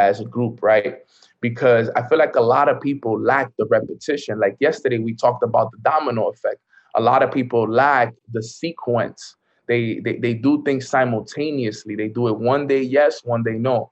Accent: New York City, New York, United States; I grew up in the hood. I grew up in Washington Heights

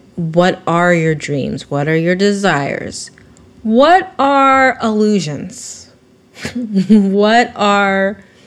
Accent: Vacaville, California, United States; I'm from Vacaville, so I know a lot of racist. I grew up around a lot of racist people

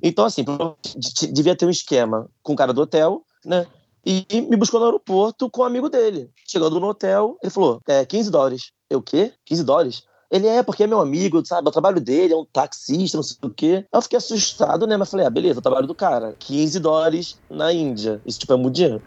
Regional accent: Brazil; now in Paris, France; sou brasileiro

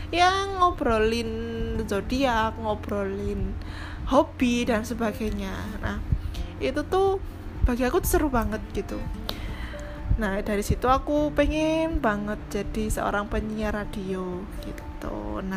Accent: Blitar, East Java, Indonesia; also born or lived in Malang; now in Jakarta, Indonesia; aku besar dan lahir di Blitar gitu sekolahku TK SD SMP di Blitar gitu nah dan sekarang orang tua aku juga masih di sana

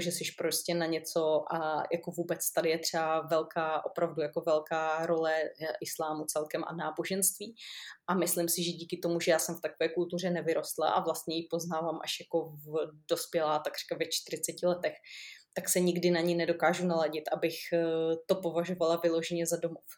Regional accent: Moravia, Czechia; moved away; já jsem z Moravy

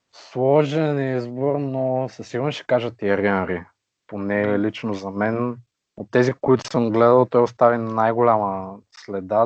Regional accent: Vratsa, Vratsa Province, Bulgaria; moved away as an adult; now in Varna, Bulgaria; На 28 години съм от град Враца, но вече около 5 години живея на морето във Варна.

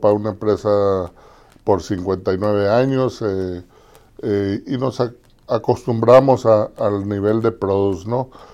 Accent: Nogales, Arizona, United States; also born or lived in Los Angeles / Culiacán; yo soy nativo de aquí en Nogales, Arizona. Aquí nací, aquí crecí

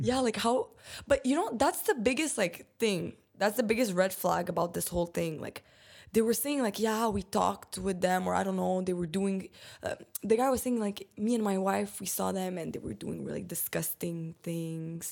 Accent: Romania; I'm Eastern European. I'm from Romania

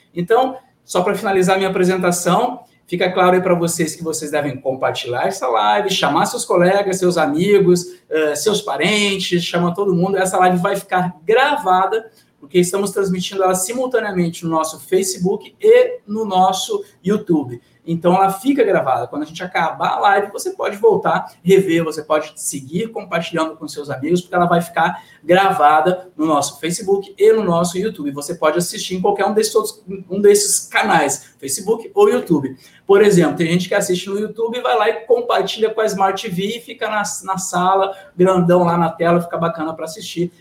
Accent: Rio Grande do Sul, Brazil; como falo na, na minha terra, eu sou gaúcho

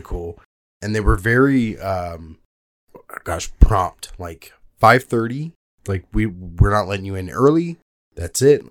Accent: South Texas, United States; I grew up in South Texas

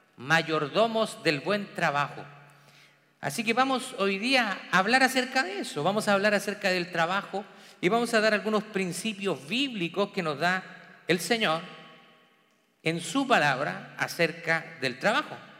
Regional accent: Chile; moved away; trabajando en mi país natal, en Chile, diferentes trabajos.

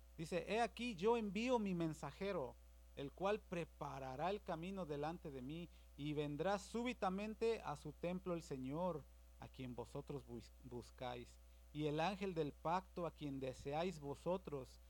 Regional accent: Mexico; Yo soy de México

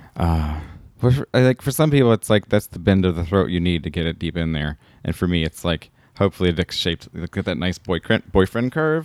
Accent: the South, United States; now in California, United States; I'm from the South

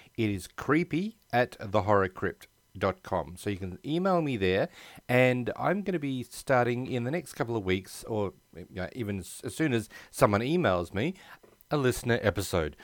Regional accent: Australia; also born or lived in United States; I've been born and bred in Australia

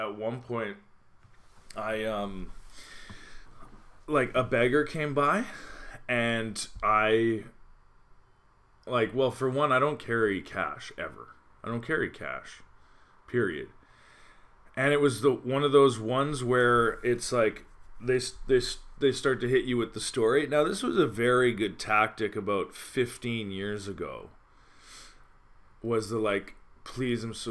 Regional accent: Calgary, Alberta, Canada; moved away as an adult; now in Montreal, Canada; I'm from Calgary and it's dry heat. And I lived here in Montreal 10 years

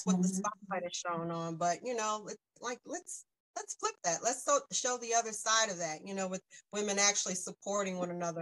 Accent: South Carolina, United States; also born or lived in North Jersey; now in Pennsylvania, United States; I'm from South Carolina, but I used to live in North Jersey.

